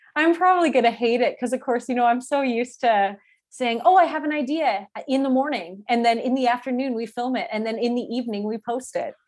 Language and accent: English; Calgary, Alberta, Canada; I grew up in Calgary